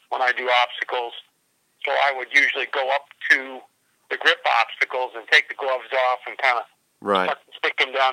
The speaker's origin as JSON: {"language": "English", "region": "New England", "country": "United States", "said": "we're from New England. We're kind of used to, that kind of weather"}